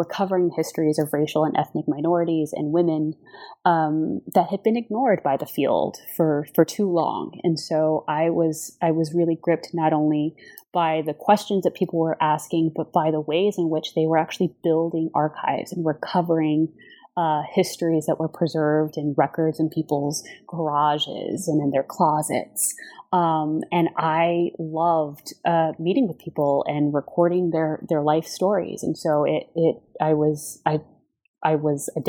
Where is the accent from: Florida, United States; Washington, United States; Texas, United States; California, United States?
Texas, United States; Uvalde; I grew up in South Texas in a small rural community called Uvalde.